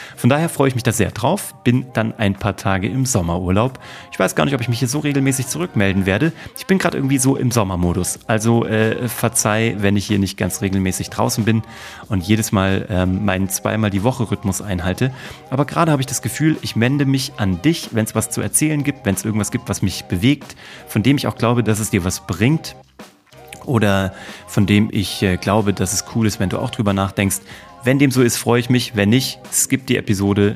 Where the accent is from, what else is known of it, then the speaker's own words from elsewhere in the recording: Kassel, Hesse, Germany; moved away as an adult; also born or lived in Cologne / New York / Vienna; now in Munich, Germany; nach Kassel in die genaue Mitte von Deutschland fahren, wo ich geboren wurde und wo ich herkomme